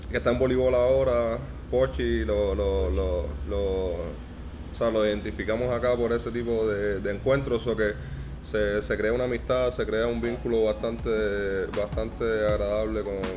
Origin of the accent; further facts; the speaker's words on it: Ranchuelo, Villa Clara, Cuba; born there; nací, exactamente ahí en Santa Clara, en un municipio llamado Ranchuelo.